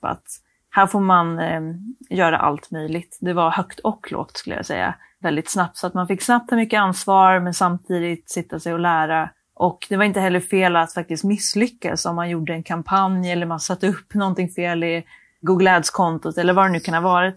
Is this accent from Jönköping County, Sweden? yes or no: no; Skellefteå, Västerbotten County, Sweden; moved away; jag kom från Skellefteå från början